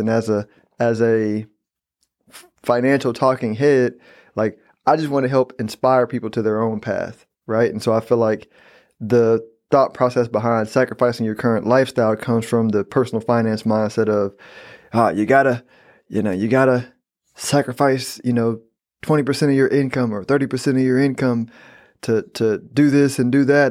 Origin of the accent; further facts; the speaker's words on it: Texas, United States; I'm a Texan